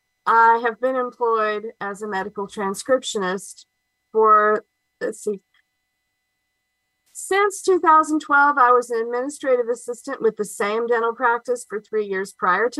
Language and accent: English; Covington, Georgia, United States; also born or lived in Mississippi / Louisiana; I am from Covington, Georgia. I've lived here most of my life. I was born here